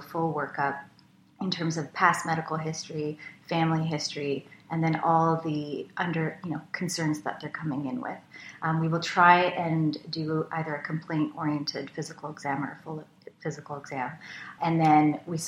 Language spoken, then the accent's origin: English; Richmond, British Columbia, Canada; I grew up out west in Richmond, BC